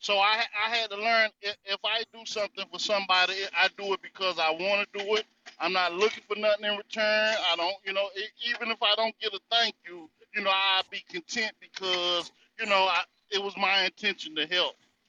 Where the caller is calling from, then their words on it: North Carolina, United States; Well, I'm coming out of the North Carolina territory.